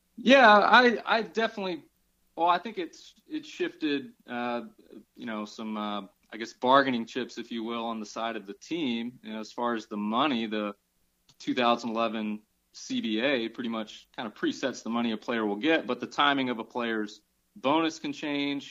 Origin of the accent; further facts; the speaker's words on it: Atlanta, Georgia, United States; I'm from Atlanta